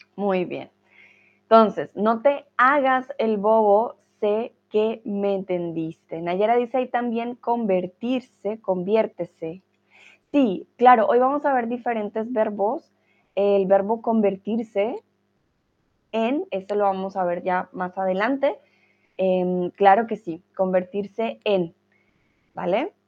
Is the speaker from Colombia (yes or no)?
yes; Colombia